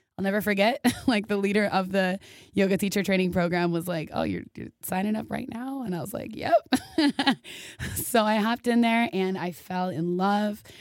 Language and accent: English; Minneapolis, Minnesota, United States; moved away as an adult; also born or lived in Indiana; I am originally from Minneapolis, Minnesota.